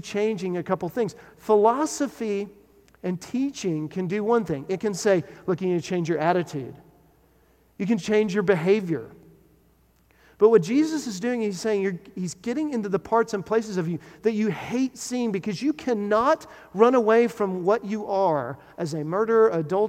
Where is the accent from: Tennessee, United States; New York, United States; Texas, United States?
Texas, United States; When I was growing up in Texas, my family, we had a house that was built in the 70s